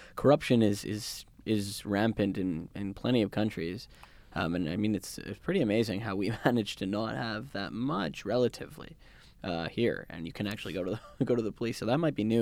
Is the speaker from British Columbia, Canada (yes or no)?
yes; Vancouver, British Columbia, Canada; now in London, Canada; I'm from Vancouver